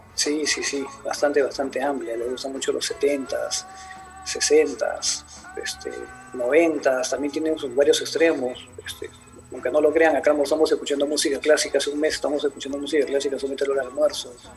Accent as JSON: {"language": "Spanish", "country": "Peru", "said": "soy de Perú"}